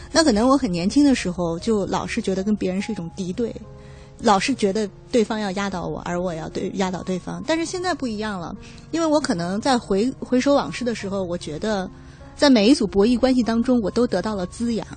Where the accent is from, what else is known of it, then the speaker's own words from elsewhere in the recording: Hefei, Anhui, China; 我是合肥人